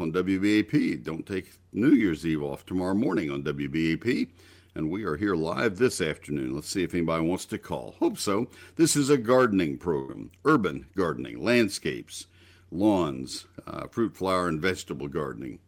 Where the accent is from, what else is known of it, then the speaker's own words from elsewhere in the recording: College Station, Texas, United States; growing up in College Station back after Bear Bryant.